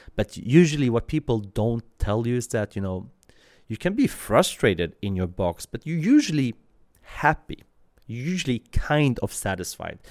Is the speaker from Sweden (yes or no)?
yes; Sweden; also born or lived in Iran / Kurdistan, Iraq; I was born in Iran, uh, literally on the way to Sweden.